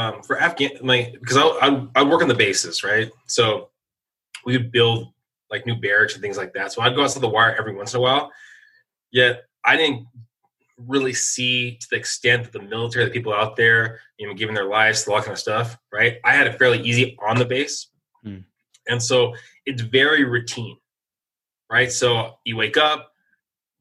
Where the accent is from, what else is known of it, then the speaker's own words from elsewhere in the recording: San Diego, California, United States; moved away as an adult; I just never had roots back into my hometown of San Diego